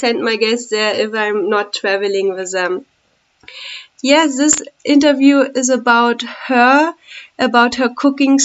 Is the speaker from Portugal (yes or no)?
no; Germany; moved away as an adult; now in India